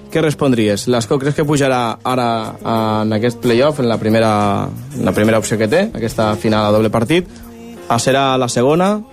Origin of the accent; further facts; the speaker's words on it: Vilalba dels Arcs, Catalonia, Spain; Sí, soc de Vilalba.